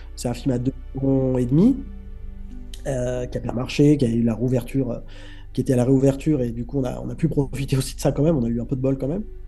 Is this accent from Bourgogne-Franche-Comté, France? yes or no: no; Cannes, Provence-Alpes-Côte d'Azur, France; moved away as an adult; also born or lived in Paris; je suis né à Cannes. Euh, à 18 ans, je suis monté à Paris